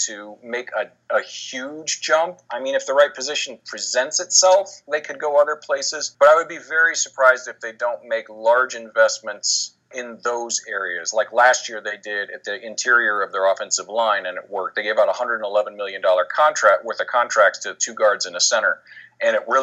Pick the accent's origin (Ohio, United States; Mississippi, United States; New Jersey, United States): Ohio, United States; Columbus; I grew up in Columbus, so I know it well